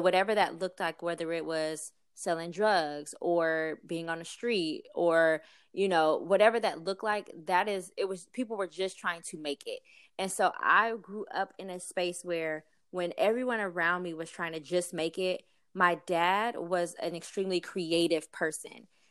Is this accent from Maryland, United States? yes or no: no; East St. Louis, Illinois, United States; I was actually born and raised in East Saint Louis, Illinois